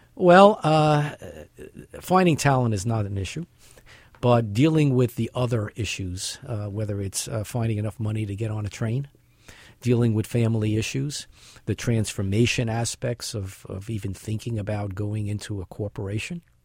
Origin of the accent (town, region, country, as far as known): New York City, New York, United States; born or raised there